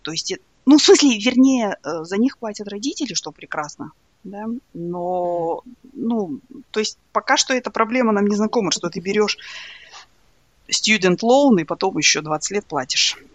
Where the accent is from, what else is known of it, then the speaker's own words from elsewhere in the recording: East Kazakhstan Region, Kazakhstan; also born or lived in Soviet Union; now in United States; я, например, росла в, э, в Восточном Казахстане, в маленьком городке